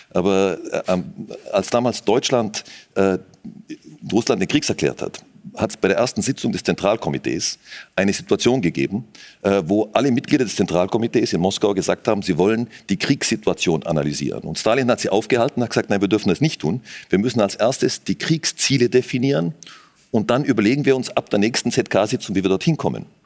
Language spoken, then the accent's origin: German; Austria; Natürlich hat man als Österreicher schon irgendwie eine sehr enge Beziehung, zumindest zur Westukraine.